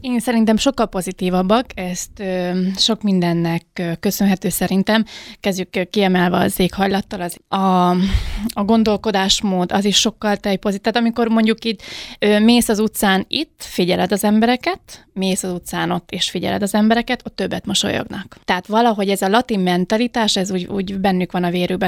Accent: Hungary; moved away as an adult; also born or lived in Mexico City, Mexico; magyar vagyok

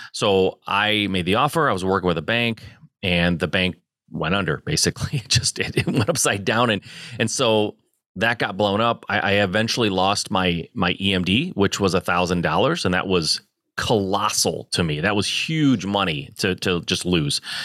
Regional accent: Michigan, United States; I born and raised in Michigan

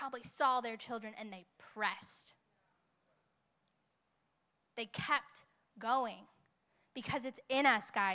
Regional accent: Hemet, California, United States; moved away; I am from Hemet. Love me. Love me some Hemet

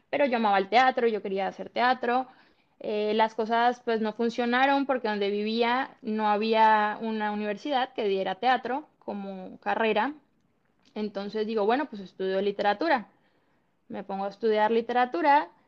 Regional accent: Colombia; moved away as an adult; now in Cancún, Mexico; …, … es una chica de 28 años, soy colombiana, estoy en Cancún hace ya casi 10 años, miento casi 11 años

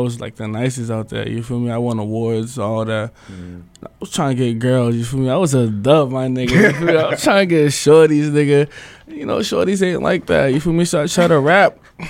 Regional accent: Cambridge, Massachusetts, United States; I'm from Portland, you feel me? Portland, uh-huh. Ben's Block and all that.

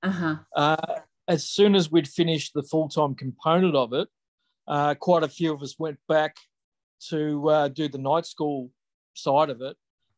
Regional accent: Melbourne, Victoria, Australia; also born or lived in Papua New Guinea; I grew up in Ringwood, which is a eastern suburb

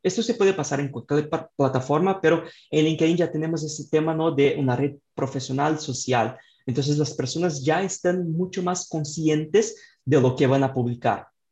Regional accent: Brazil; Spanish is a second language; yo soy de Brasil, entonces tengo este acento ahí bastante fuerte

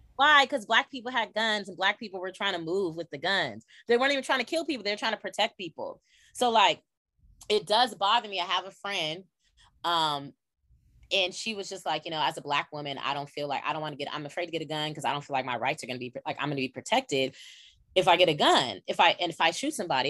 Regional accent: California, United States; I'm from California

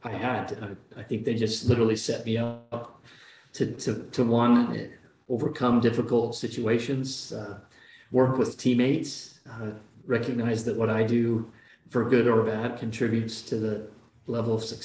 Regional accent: Roosevelt, Utah, United States; moved away as an adult; also born or lived in New York; I'm a Basin boy. I was born and raised in Roosevelt, Utah

